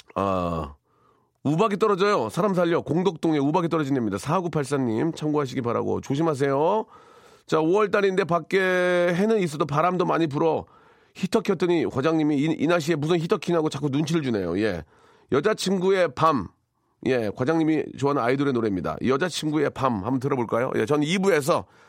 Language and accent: Korean; Gunsan, North Jeolla, South Korea; moved away; 전북 군산 제 고향인데요.